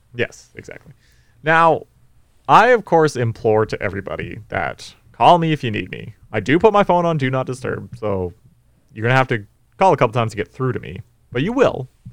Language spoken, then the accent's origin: English; North Vancouver, British Columbia, Canada; I'm from North Van.